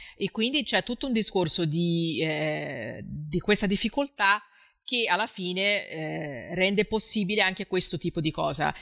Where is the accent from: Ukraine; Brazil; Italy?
Brazil; Rio de Janeiro; now in southern Brazil; io abito nel sud del Brasile adesso, anche se sono di Rio